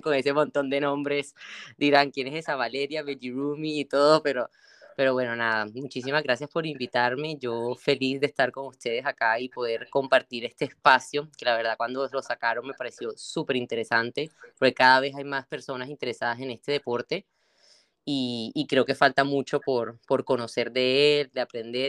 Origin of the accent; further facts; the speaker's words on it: Colombia; moved away as an adult; also born or lived in Barranquilla, Colombia / Bogotá, Colombia; now in Spain; allá en Colombia, en en mi país, ahora que estoy por este lado